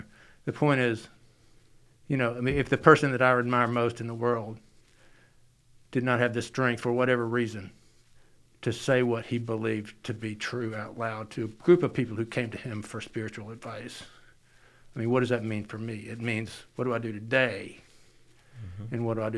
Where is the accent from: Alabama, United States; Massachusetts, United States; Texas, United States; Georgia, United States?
Alabama, United States; Birmingham; I was born in April of 1963, just outside Birmingham. My dad was a preacher there, and at Alabaster Methodist Church.